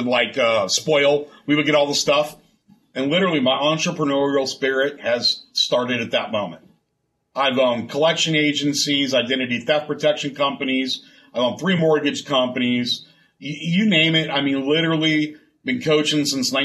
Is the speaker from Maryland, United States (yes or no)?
no; San Diego, California, United States; moved away as an adult; now in O'Fallon, United States; I'm from San Diego